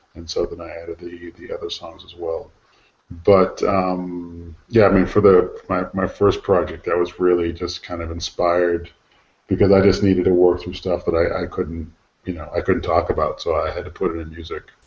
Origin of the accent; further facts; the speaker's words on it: United States; moved away; as an American